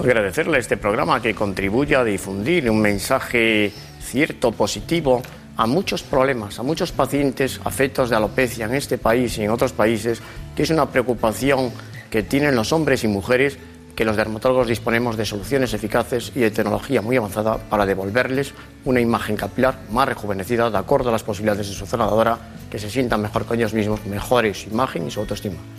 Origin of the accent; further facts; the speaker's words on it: Lugo, Galicia, Spain; accent: Galician; now in Madrid, Spain; Llevo muchos años en Madrid, pero soy gallego. Nací en Lugo